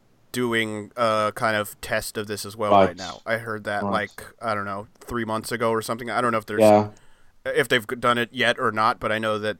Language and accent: English; United States; as an American